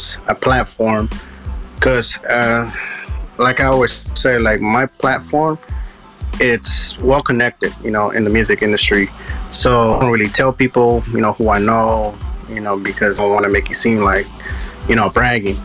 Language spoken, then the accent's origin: English; Richmond, California, United States; I'm actually from Richmond, California, the Bay Area.